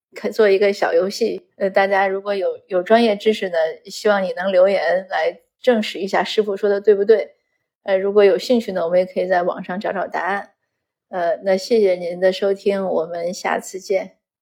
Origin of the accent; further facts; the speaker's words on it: Saibei, China; moved away as an adult; also born or lived in northwest China / Beijing / Canada; 可能我一直在北方生活，从小在塞北长大，又去了西北读书，然后又北漂很多年